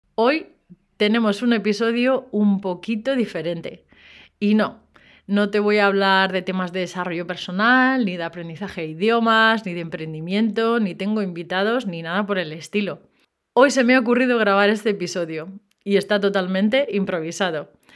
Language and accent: Spanish; Spain; yo soy española